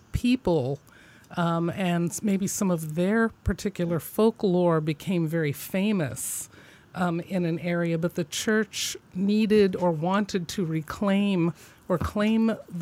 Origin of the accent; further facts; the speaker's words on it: Midwest, United States; I'm from the Midwest